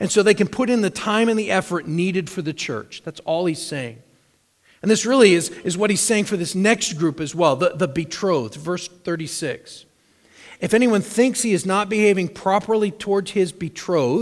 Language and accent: English; United States; As American Christians